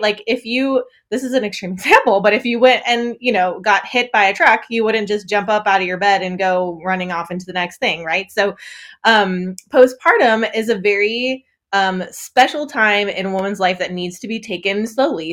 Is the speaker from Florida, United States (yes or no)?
no; northern Wisconsin, United States; moved away as an adult; also born or lived in England / Netherlands; now in Muncie, United States; I grew up in northern Wisconsin, basically Canada